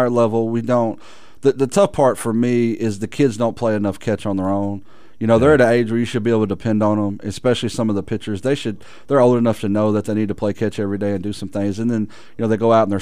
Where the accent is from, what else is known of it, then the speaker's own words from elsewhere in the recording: Texarkana, United States; being born and raised in Texarkana